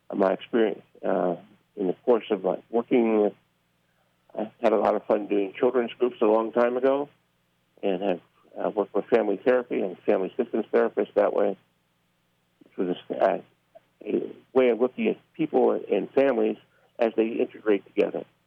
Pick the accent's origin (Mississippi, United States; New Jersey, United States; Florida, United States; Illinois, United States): New Jersey, United States; Newark; moved away as an adult; I grew up in Newark, New Jersey